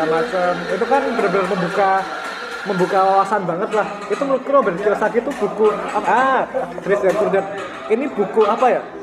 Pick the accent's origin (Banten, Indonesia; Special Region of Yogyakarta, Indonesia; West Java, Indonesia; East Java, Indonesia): Special Region of Yogyakarta, Indonesia; Yogyakarta; Membangun Jogja lah, aku kan anak Jogja. Aku pengen bangun Jogja.